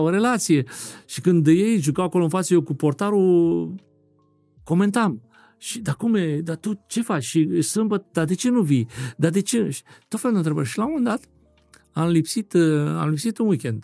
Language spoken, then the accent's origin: Romanian; Craiova, Dolj, Romania; moved away as an adult; now in France; sunt din Craiova